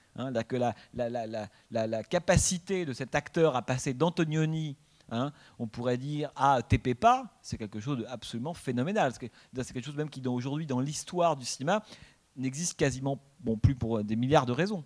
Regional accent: France; en tant que Français

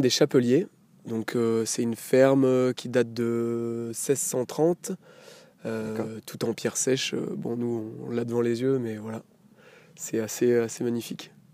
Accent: Saint-Barthélemy-le-Plain, Auvergne-Rhône-Alpes, France; j'ai grandi donc à Saint-Barthélemy-le-Plein dans le village où je me suis installé

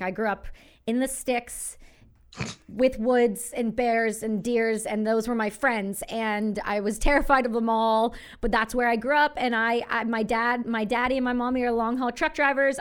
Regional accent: Canada; I'm as Canadian as it gets

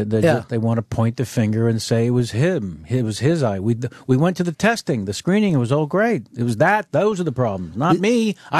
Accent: Baltimore, Maryland, United States; accent: Baltimore; my Baltimore accent

